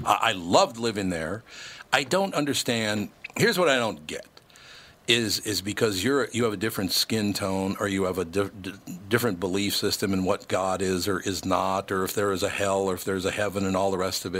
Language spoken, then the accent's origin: English; Minneapolis, Minnesota, United States; I grew up, I was born in Minnesota, grew up in Minneapolis